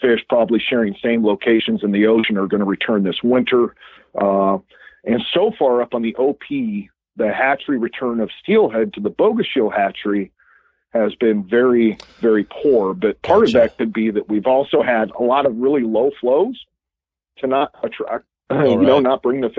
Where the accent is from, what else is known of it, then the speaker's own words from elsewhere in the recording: Washougal, Washington, United States; also born or lived in Montana; I grew up in Washougal